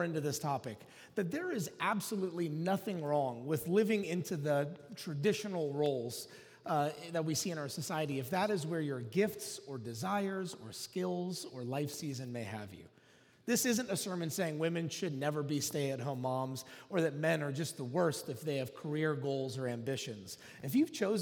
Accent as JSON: {"language": "English", "region": "Oklahoma", "country": "United States", "tie": "born or raised there", "said": "I grew up in Oklahoma"}